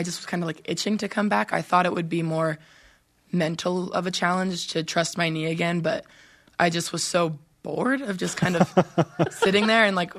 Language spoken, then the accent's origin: English; Southern California, United States; moved away; we are both from Southern California, so we played club volleyball tournaments together